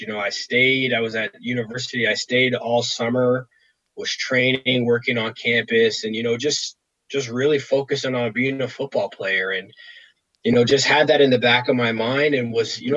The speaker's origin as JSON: {"language": "English", "town": "Toronto", "region": "Ontario", "country": "Canada", "tie": "born or raised there", "said": "have been drafted by my hometown team and been able to, you know, play out my career here."}